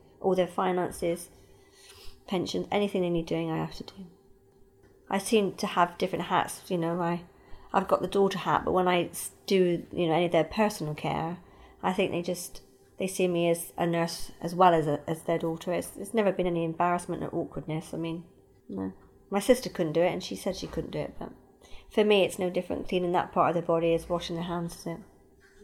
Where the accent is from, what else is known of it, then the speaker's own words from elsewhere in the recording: England, United Kingdom; moved away; also born or lived in Australia; I lived in Australia and my mum's health declined, so I came back to England in 2001 to look after her.